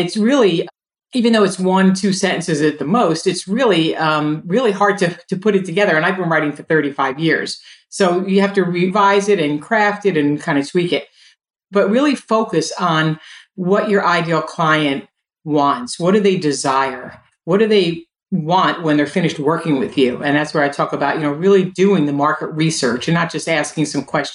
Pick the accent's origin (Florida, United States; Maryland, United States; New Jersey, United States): New Jersey, United States; also born or lived in Brooklyn, New York; I was born in Brooklyn in 1962 and I would move to New Jersey when I was four and I went to this school.